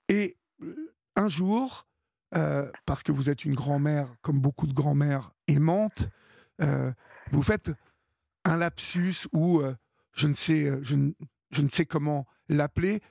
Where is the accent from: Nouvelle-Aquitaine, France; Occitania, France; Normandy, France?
Normandy, France; Évreux; je suis d'Evreux